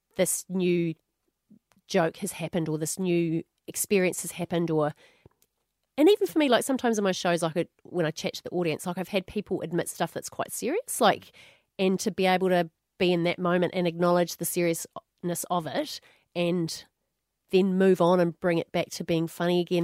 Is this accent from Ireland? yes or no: no; New Zealand; moved away as an adult; now in Australia; when I moved from New Zealand to Australia